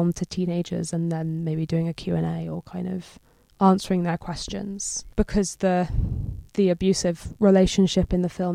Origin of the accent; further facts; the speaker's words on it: London, United Kingdom; also born or lived in New York; I grew up in London, so I've been here my whole life.